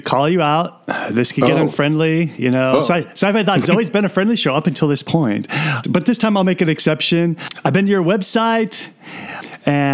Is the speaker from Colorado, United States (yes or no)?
no; Seattle, Washington, United States; I'm from the Seattle area